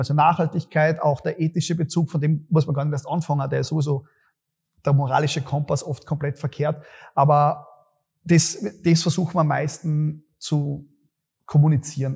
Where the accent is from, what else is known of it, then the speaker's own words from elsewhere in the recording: Graz, Styria, Austria; Bei uns in Graz